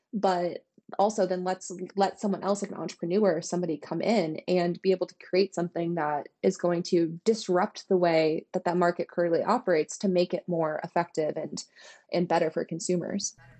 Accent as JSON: {"language": "English", "country": "United States", "said": "as an American"}